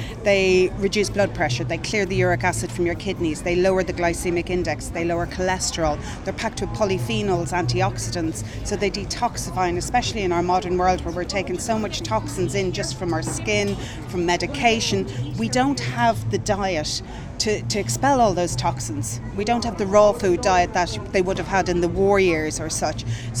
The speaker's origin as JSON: {"language": "English", "town": "Dublin", "region": "Leinster", "country": "Ireland", "also_born_or_lived": "Donegal", "lives_now": "Gorey, Ireland", "said": "I came from Dublin originally, from Donegal in Dublin. But my family are everywhere, so it doesn't really matter."}